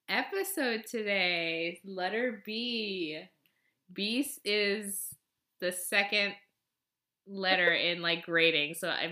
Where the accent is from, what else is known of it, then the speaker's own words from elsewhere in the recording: Nepal; Yeah, from Nepal, so like Nepali, I guess.